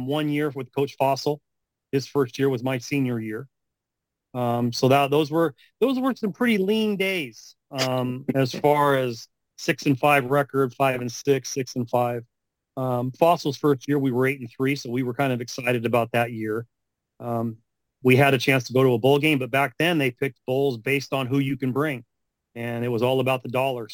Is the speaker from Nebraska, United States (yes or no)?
no; Long Beach, California, United States; also born or lived in Utah; Growing up here in Southern California